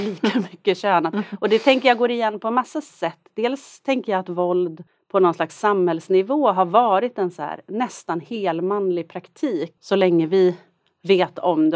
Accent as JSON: {"language": "Swedish", "region": "Norrland", "country": "Sweden", "moved": "as an adult", "lives_now": "Stockholm, Sweden", "said": "jag är från Norrland. Det är en stark identitet"}